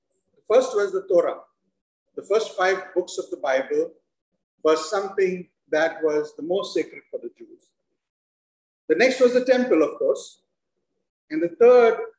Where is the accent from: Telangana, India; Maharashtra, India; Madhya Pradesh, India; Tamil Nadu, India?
Maharashtra, India; Mumbai; moved away; I grew up in Mumbai